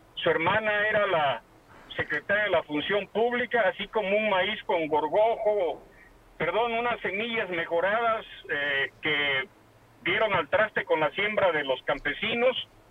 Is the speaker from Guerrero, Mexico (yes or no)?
yes; Costa, Guerrero, Mexico; como, buen costeño